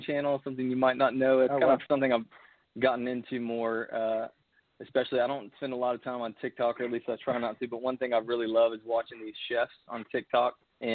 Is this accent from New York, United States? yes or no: no; Fort Worth, Texas, United States; now in Nashville, United States; I grew up in Fort Worth, Texas